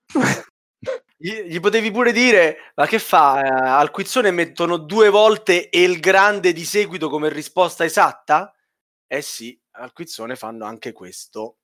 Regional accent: Rome, Lazio, Italy; io sono romano

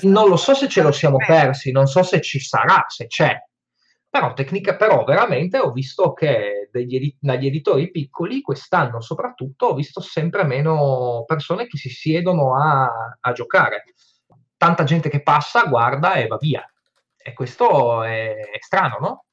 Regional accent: Friuli-Venezia Giulia, Italy; io da buon friulano

